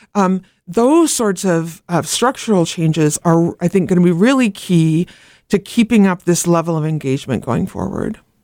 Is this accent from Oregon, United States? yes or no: yes; Oregon, United States; moved away; I grew up in Oregon where there'd been ma, all mail-in ballot for ever and ever.